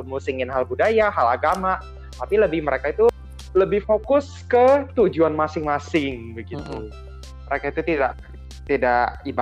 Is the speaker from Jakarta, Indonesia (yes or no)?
yes; Jakarta, Indonesia; sedangkan saya jelasin kalau saya tuh dari